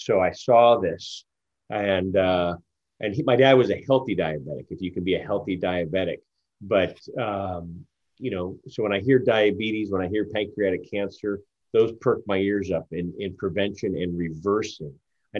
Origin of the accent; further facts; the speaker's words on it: Philippines; also born or lived in Japan; We grew up in, as I mentioned, I grew up in Japan as well as in the Philippines. But when we were in Japan, he worked for a bank over here. We were transferred over to Japan.